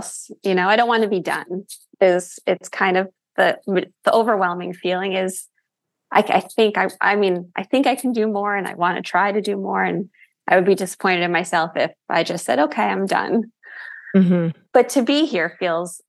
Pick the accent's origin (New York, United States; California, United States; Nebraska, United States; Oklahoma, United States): New York, United States; Rockland County; moved away as an adult; now in New Jersey, United States; I'm from Rockland County, so right outside the city, and then lived after college for years in the city. And then it was once the kids were born that we moved to New Jersey.